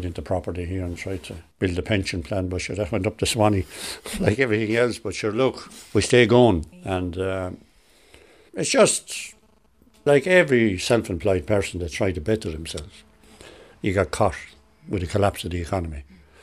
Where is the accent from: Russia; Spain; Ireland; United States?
Ireland; also born or lived in Dunamagan; I was born here in Cannon. And I lived here for years, and then I moved out to Dunamagan